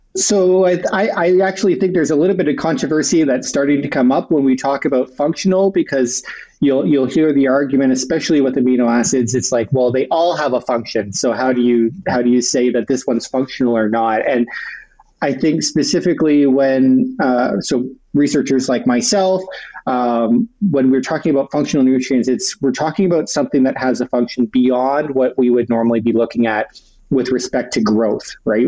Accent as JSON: {"language": "English", "town": "Sarnia", "region": "Ontario", "country": "Canada", "said": "I'm originally from Ontario, from a smaller city called Sarnia, which is right on the border with Michigan"}